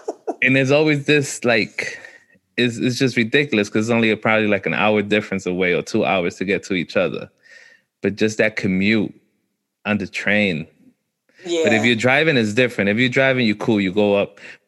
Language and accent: English; New York City, New York, United States; even though I'm from Brooklyn, I really don't go uptown.